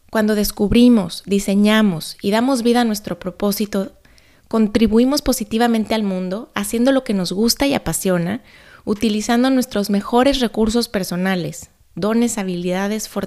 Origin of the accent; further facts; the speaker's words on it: Guadalajara, Jalisco, Mexico; born there; Quizá no lo sabes, pero yo nací en Guadalajara. En esa ciudad vivieron hace muchos años mis abuelos maternos.